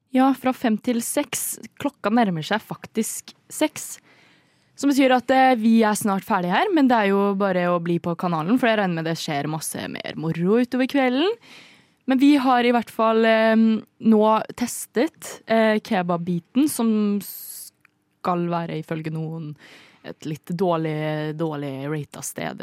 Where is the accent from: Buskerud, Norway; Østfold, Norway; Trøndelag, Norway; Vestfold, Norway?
Østfold, Norway; Indre; now in Oslo, Norway; Jeg er fra Indre Østfold